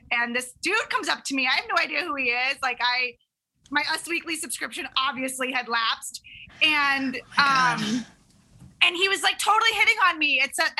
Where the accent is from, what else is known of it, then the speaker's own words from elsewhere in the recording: Tampa, Florida, United States; I'm from Florida. Insert joke here. But I grew up in Tampa